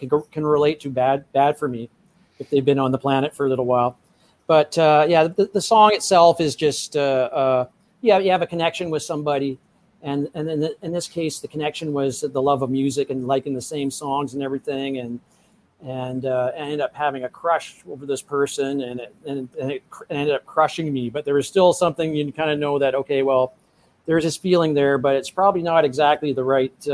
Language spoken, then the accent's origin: English; Edmonton, Alberta, Canada; now in Vancouver, Canada; I was born in Edmonton, Alberta